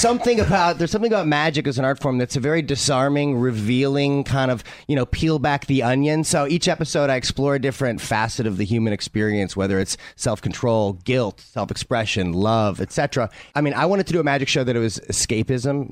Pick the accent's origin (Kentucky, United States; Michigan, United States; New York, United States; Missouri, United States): Missouri, United States; St. Louis; I grew up in St. Louis, Missouri